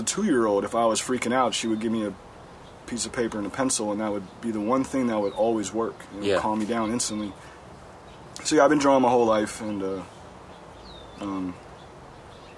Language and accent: English; Cincinnati, Ohio, United States; now in Berkeley, United States; growing up in Cincinnati